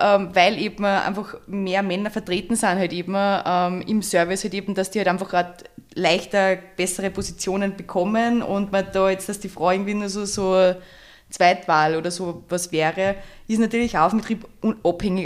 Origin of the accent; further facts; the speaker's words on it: near St. Pölten, Lower Austria, Austria; bin 27, komme ebenfalls aus der Nähe von St. Pöltener